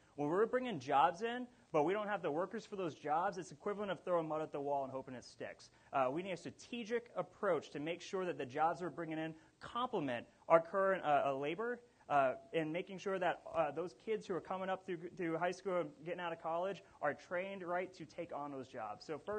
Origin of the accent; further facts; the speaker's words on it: Wichita, Kansas, United States; I'm from South Wichita. We built this city.